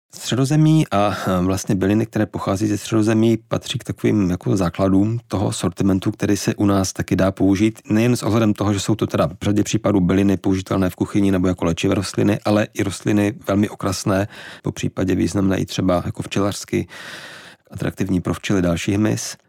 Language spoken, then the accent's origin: Czech; Štramberk, Moravian-Silesian Region, Czechia; now in Prague, Czechia; pocházím ze Severní Moravy, ze Štramberka